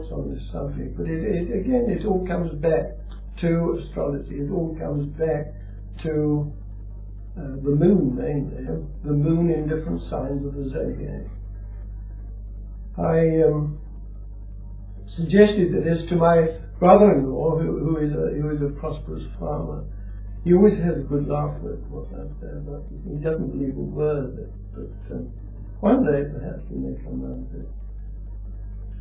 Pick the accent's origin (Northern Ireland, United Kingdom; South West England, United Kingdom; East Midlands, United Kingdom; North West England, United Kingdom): South West England, United Kingdom; Dorset; I was born in Dorset